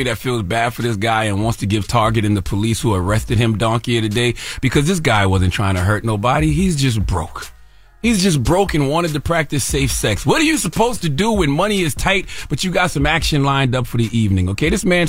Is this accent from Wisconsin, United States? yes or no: no; South Carolina, United States; You know I'm from South Carolina. I'm in the roots and stuff.